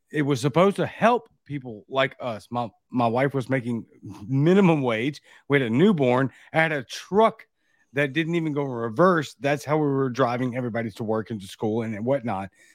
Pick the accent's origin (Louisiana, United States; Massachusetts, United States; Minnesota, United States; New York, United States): Louisiana, United States; Baton Rouge; now in Jackson, Mississippi, United States; I'm from Baton Rouge, Louisiana, but I live near Jackson, Mississippi